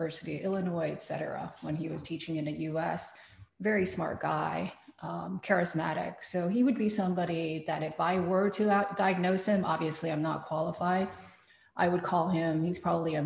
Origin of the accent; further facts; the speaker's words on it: Taiwan; moved away; I am somebody who suffered parental abuse growing up in Taiwan